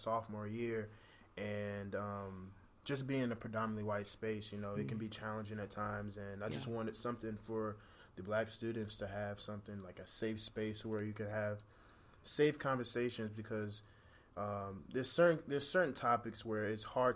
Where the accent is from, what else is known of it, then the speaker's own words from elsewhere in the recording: New York City, New York, United States; now in Woodstock, Georgia, United States; I'm originally from Brooklyn, New York. I live in Woodstock, Georgia now.